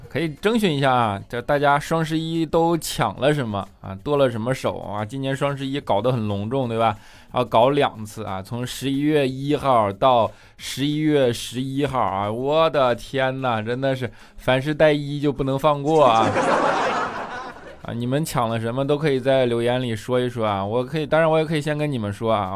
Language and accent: Chinese; Northeast China, China; moved away; 因为我是东北的嘛